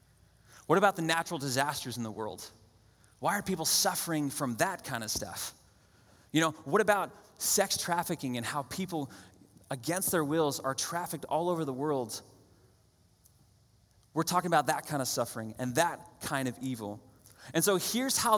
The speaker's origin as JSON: {"language": "English", "region": "New Hampshire", "country": "United States", "tie": "born or raised there", "said": "I grew up in New Hampshire"}